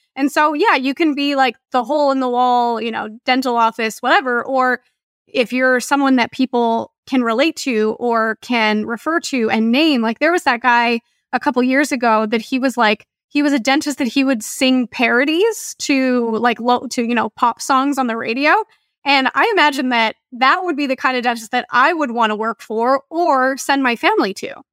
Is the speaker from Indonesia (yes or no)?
no; Canada; I'm Canadian